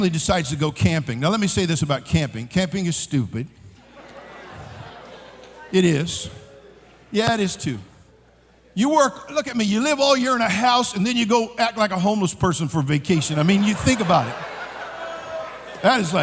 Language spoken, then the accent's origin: English; California, United States; I'm born and raised in California. I'm a native Californian